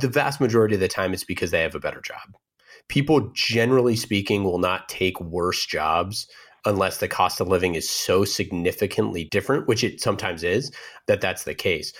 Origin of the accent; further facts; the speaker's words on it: Oakland, California, United States; born and raised in Oakland